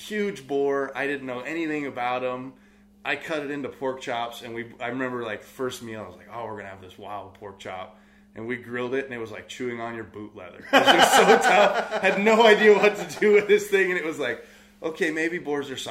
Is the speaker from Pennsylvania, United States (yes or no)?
no; Sonoma County, California, United States; also born or lived in Tennessee; I was born and raised here in Sonoma County